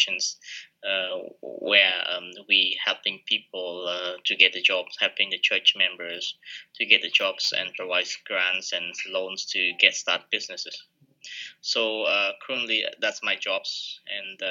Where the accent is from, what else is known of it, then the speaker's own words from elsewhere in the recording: Phnom Penh, Cambodia; also born or lived in Hawaii; I born and raised in the Cambodia, Phnom Penh